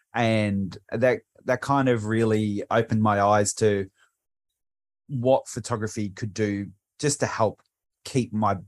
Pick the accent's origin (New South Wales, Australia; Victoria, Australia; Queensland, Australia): Victoria, Australia; Frankston; also born or lived in Bundaberg; And where I grew up in Frankston was near the water. We moved to Bundaberg, which is nowhere near water.